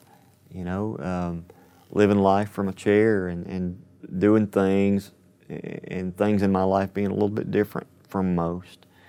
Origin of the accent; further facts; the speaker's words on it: Athens, Alabama, United States; My day job is at the Browns Ferry Nuclear Power Plant in my hometown, Athens, Alabama.